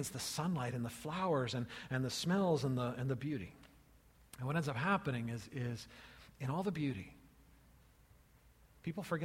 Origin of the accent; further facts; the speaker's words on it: California, United States; as a child growing up in California